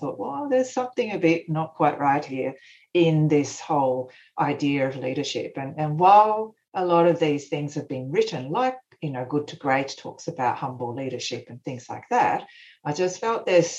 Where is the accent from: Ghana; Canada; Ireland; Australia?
Australia; born there; also born or lived in Japan; Japan, so it's part of my upbringing has been in Japan, and my background, my parents are Japanese. I'm Australian born, but anyway, I've got a Japanese background.